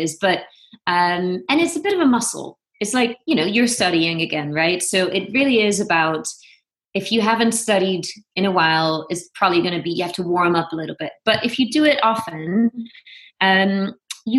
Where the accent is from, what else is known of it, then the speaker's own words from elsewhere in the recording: Venlo, Limburg, Netherlands; moved away as an adult; also born or lived in Amsterdam, Netherlands / New York, United States; now in Los Angeles, United States; I'm originally from Venlo, which is a small town in the southeast of Holland